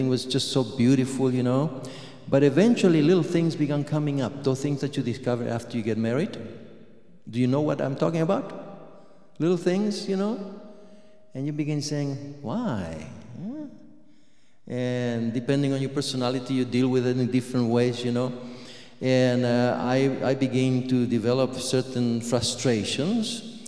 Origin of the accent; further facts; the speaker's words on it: Argentina; moved away; I was born in Argentina